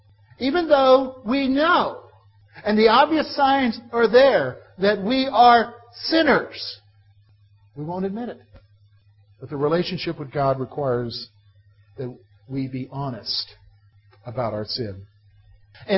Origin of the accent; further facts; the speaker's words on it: Columbia, South Carolina, United States; when I was a boy, growing up in Columbia, South Carolina